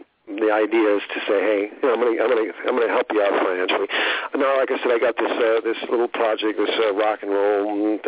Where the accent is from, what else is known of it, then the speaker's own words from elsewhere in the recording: Southern California, United States; moved away; also born or lived in Hollywood, California / Hawaii / Las Vegas; I grew up in Southern California